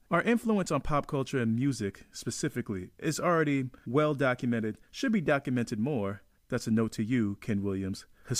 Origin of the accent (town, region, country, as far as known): Jamaica